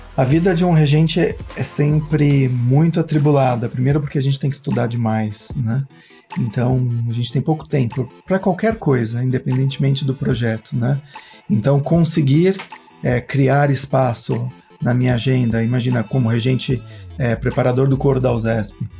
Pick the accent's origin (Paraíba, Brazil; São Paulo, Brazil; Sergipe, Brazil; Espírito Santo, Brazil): São Paulo, Brazil; Cunha; moved away; Como eu passei boa parte da minha infância em Cunha, família toda de lá